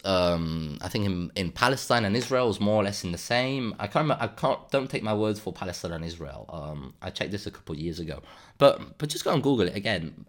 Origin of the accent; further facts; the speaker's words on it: Andalusia, Spain; moved away; I come originally from Andalusia